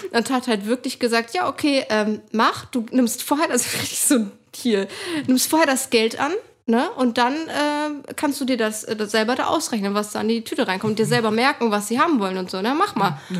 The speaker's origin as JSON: {"language": "German", "town": "Lübeck", "region": "Schleswig-Holstein", "country": "Germany", "tie": "born or raised there", "said": "in einem ja, Stadtteil von Lübeck halt, wo ich immer noch wohne, wo ich aufgewachsen bin"}